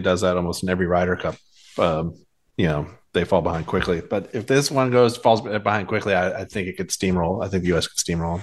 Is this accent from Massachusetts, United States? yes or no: yes; Boston, Massachusetts, United States; I grew up in Boston.